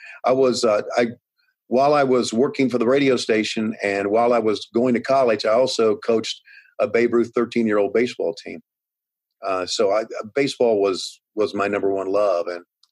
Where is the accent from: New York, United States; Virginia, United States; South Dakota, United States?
Virginia, United States; Craigsville; we had a team in my hometown called the Craigsville Cardinals